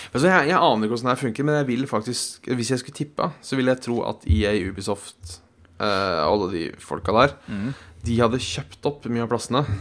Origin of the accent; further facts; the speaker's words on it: Norway; Nei, for, for oss hjemme i Norge så...